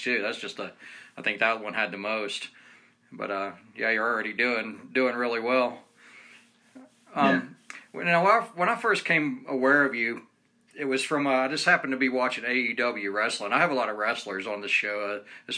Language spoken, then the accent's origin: English; Marietta, Georgia, United States; moved away as an adult; now in Ogden, United States; I'm originally from Marietta, Georgia